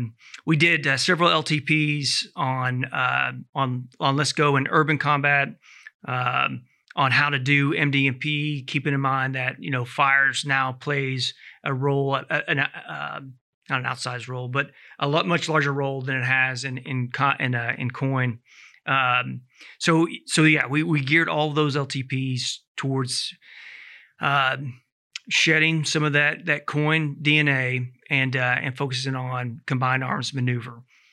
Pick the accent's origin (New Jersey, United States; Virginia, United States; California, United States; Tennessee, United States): Tennessee, United States; Knoxville; I grew up in Knoxville, Tennessee.